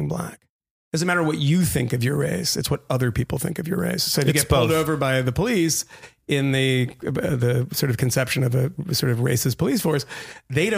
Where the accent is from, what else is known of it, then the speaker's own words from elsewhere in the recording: Massachusetts, United States; where I grew up in Massachusetts